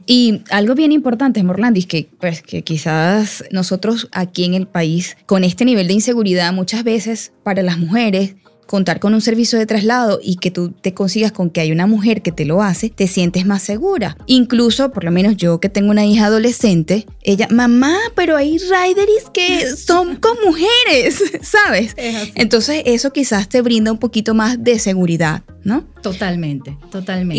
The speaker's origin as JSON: {"language": "Spanish", "country": "Venezuela", "said": "aquí en nuestro país"}